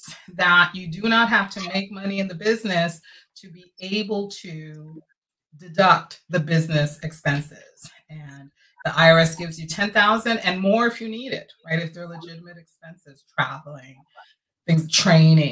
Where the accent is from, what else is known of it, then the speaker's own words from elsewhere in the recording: New York City, New York, United States; now in Florida, United States; we went to New York, which is really my hometown, right? New York City